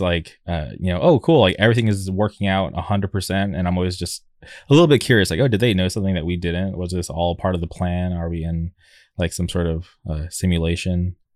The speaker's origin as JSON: {"language": "English", "town": "La Quinta", "region": "California", "country": "United States", "tie": "born or raised there", "moved": "yes", "said": "I'm from the, the Palm Springs area. Uh, I, I grew up in La Quinta"}